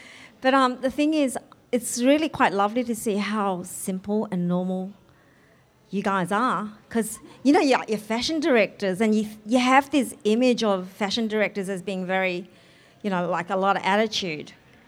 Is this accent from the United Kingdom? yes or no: no; Australia; I'm Australian.